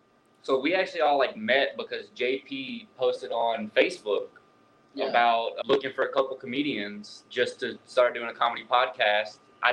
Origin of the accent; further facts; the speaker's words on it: North Louisiana, United States; now in Austin, United States; You go to, like, where I'm from, I'm actually from North Louisiana.